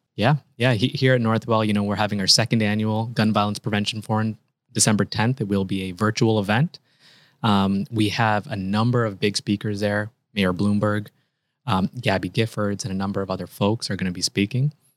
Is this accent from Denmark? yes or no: no; Canada; moved away as an adult; also born or lived in Toronto, Canada / Chicago, United States; now in United States; actually, I'm a Canadian. I trained in Canada, and then I did my fellowship in Chicago.